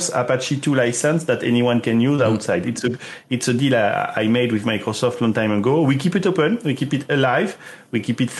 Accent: southwest France, France; moved away; I'm from France, Southwest

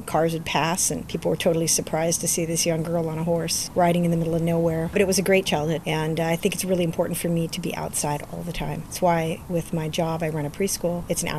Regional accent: Los Padres National Forest, California, United States; We grew up in the Los Padres National Forest is where my family's property was, and they're still there.

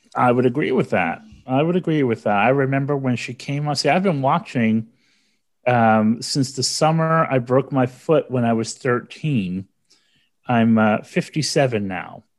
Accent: New York City, New York, United States; in the Bronx where I was born and raised in New York

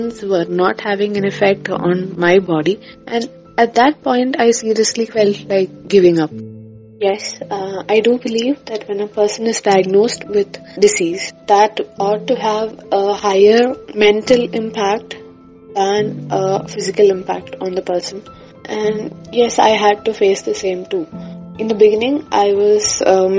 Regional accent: Thiruvananthapuram, Kerala, India; I come from Trivandrum, Kerala

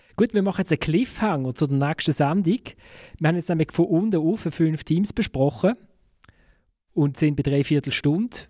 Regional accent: Basel, Basel-Stadt, Switzerland; ich als Basler

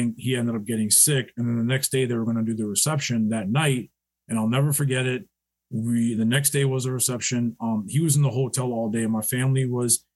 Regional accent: New York, United States; We're from New York

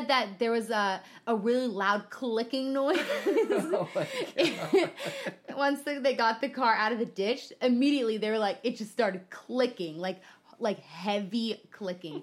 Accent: the Midwest, Illinois, United States; now in California, United States; I'm from the Midwest

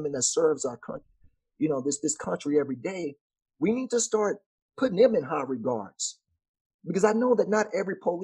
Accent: Texas, United States; I'm from Texas

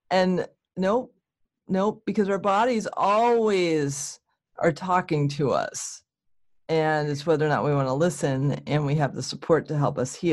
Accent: New England, United States; And I grew up in a Protestant church because I'm from New England.

